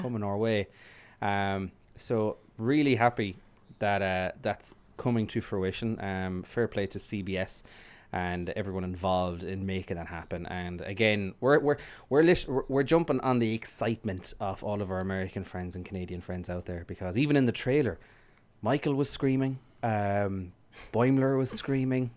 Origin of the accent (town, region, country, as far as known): Ireland